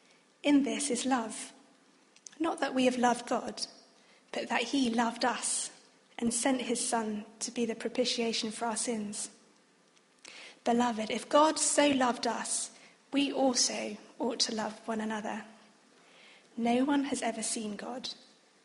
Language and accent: English; United Kingdom; also born or lived in Oxford / Australia; I was born in the UK, but having both a Chinese and a Vietnamese background